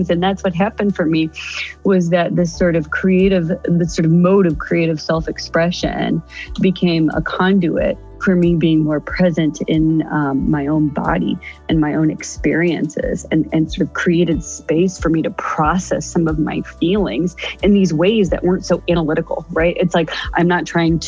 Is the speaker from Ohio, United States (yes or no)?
yes; Ohio, United States; moved away as an adult; I hightailed it back to my home state of Ohio